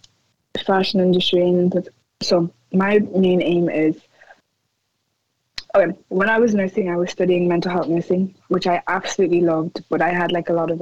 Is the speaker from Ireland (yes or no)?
yes; Ireland; I'm born and raised here. I'm extremely pro-Irish. I love my country